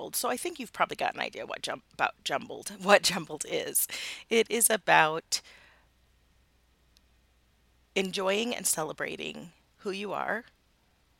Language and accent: English; Midwest, United States; now in Utah, United States; I live in Utah. And I grew up in the Midwest.